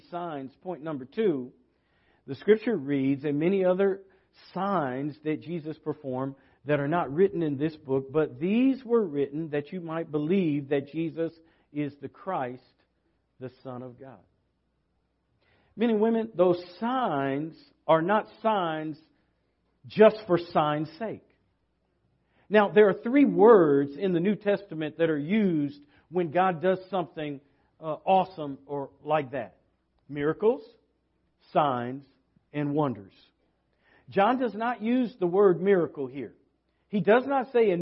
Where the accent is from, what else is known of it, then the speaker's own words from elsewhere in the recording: West Coast, United States; moved away; I come from the West Coast